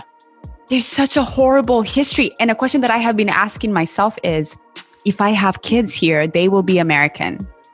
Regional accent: Kenya; now in United States; I'm Kenyan. Mm. And although I was naturalized 2 years ago, I don't even like calling myself American.

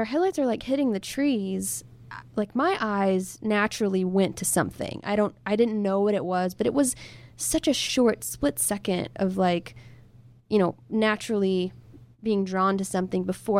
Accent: Hurst, Texas, United States; Close to my hometown. It was in Hearst, Texas.

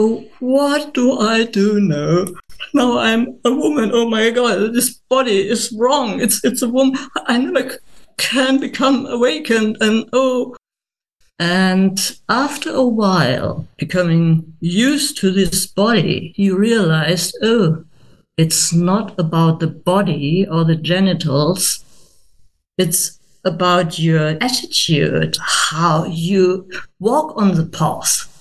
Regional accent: Germany; English is a second language; I'm not an English speaking person. I'm a German.

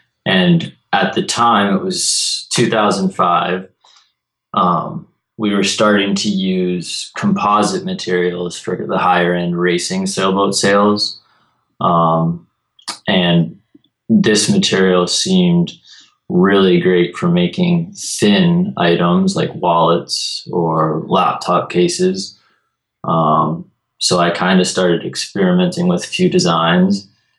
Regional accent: Peaks Island, Maine, United States; Sure, so I grew up on Peaks Island, which is a small island off the coast of Portland, Maine.

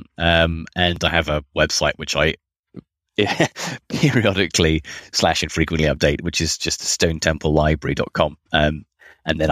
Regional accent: United Kingdom; now in Australia; I'm not Australian, I'm British, but I just live here

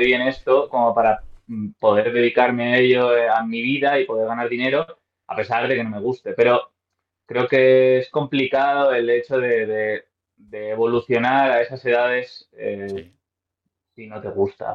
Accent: Madrid, Community of Madrid, Spain; yo soy de Madrid, tengo 34 años

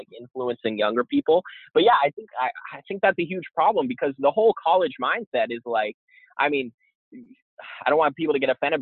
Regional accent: Boston, Massachusetts, United States; moved away; I'm actually from Boston originally

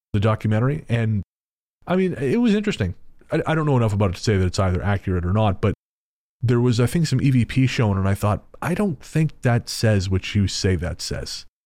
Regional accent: Canada

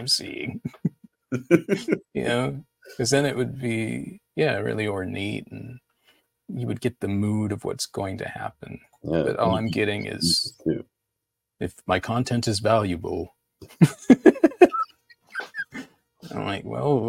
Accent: Houston, Texas, United States; also born or lived in Chicago, Illinois; I was born in Chicago. Then we moved to Houston

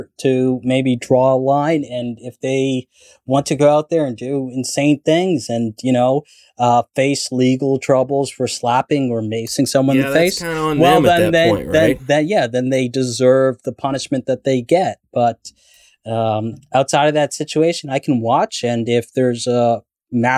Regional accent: Toronto, Ontario, Canada; also born or lived in Somalia (ancestry); in Toronto, we have a lot of, like, Caribbean people, and then we also have a lot of, like, you know, East African people. I'm East African. I'm from Somalia. I was born in Canada, but my parents are from Somalia

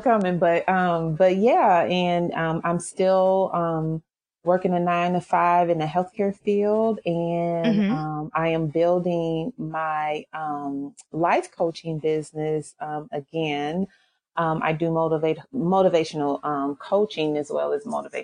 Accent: St. Louis, Missouri, United States; moved away as an adult; also born or lived in Detroit, Michigan / New Orleans, Louisiana; now in Frisco, United States; I was actually born in Detroit, Michigan. And when I turned 10, my family moved to St. Louis, Missouri, where I grew up and went to school and graduated high school there

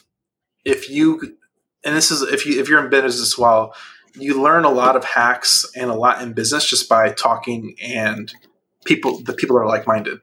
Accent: outside Chicago, Illinois, United States; moved away as an adult; also born or lived in Atlanta; I grew up outside Chicago

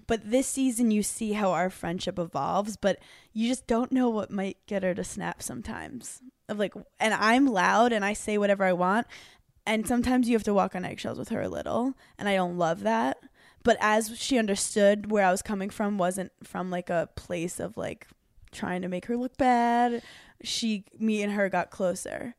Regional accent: New York City, New York, United States; I grew up in New York City

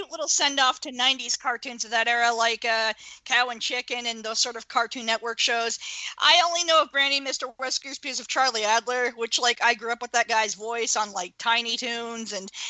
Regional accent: Canada; As a Canadian, I'd watch Teletoon

